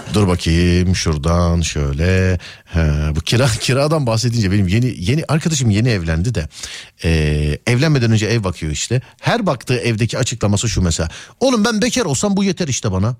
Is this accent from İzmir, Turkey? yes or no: no; Istanbul, Turkey; Biz İstanbul çocuğuyuz